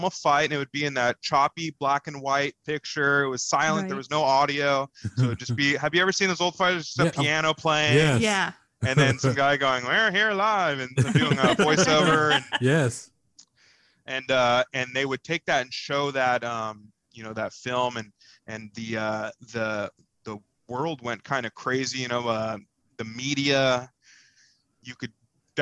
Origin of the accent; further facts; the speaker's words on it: United States; we're American